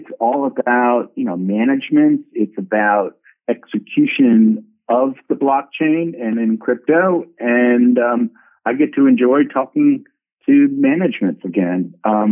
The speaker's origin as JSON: {"language": "English", "town": "New York City", "region": "New York", "country": "United States", "tie": "born or raised there", "said": "I'm actually from Manhattan"}